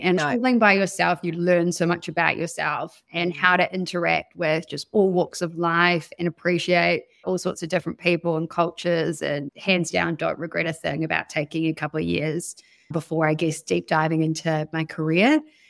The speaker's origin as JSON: {"language": "English", "region": "Wellington", "country": "New Zealand", "tie": "born or raised there", "also_born_or_lived": "Sydney, Australia / Tapawera, New Zealand", "said": "I was born in Wellington, but we moved around quite a lot when I was younger. I lived in Wellington, then Sydney, back to Wellington, then moved to a farm in Tapawera, which is in kind of Nelson, Tasman"}